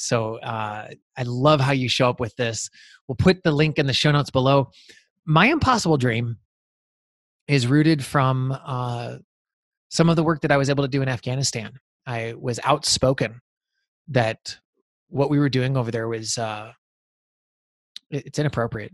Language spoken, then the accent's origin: English; Montana, United States; growing up in Montana.